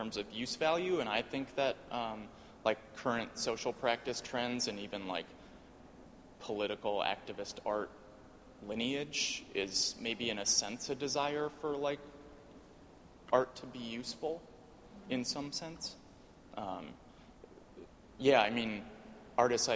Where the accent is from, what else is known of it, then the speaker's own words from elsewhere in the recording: Wisconsin, United States; I'm from Wisconsin